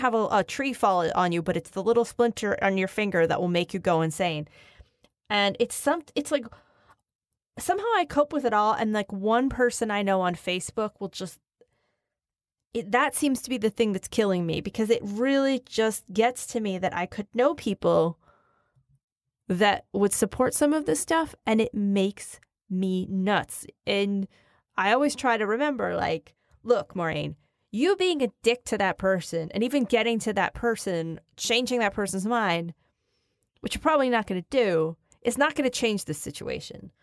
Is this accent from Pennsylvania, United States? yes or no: yes; Philadelphia, Pennsylvania, United States; now in New York, United States; I live in New York, but I come from, you know, I come from Northeast Philadelphia